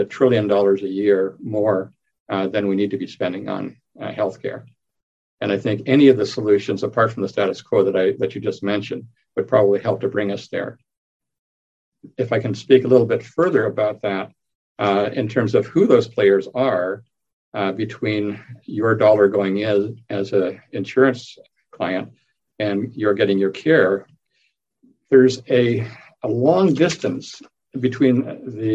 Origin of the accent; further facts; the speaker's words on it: Canada; moved away as an adult; also born or lived in England; now in Arizona, United States; Initially working in Canada, I'm Canadian, with the government of Alberta